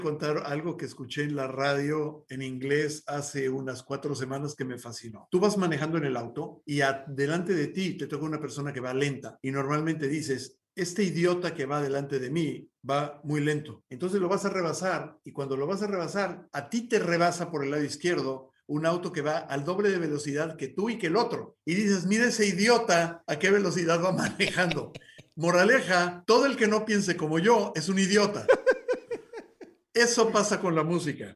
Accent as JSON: {"language": "Spanish", "region": "Mexico City", "country": "Mexico", "tie": "born or raised there"}